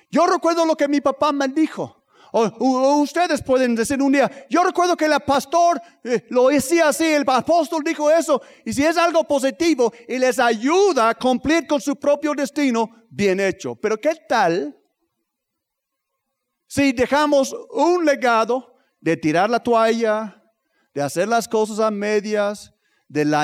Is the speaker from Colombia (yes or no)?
no; Tlaxcala, Mexico; nosotros somos de Tlaxcala, no nos espanto un poco de frío, vámonos.